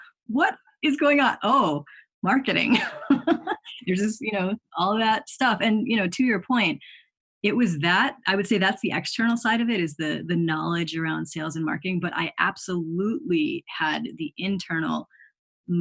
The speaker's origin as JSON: {"language": "English", "town": "Chicago", "region": "Illinois", "country": "United States", "tie": "born or raised there", "said": "I grew up in the Chicago area"}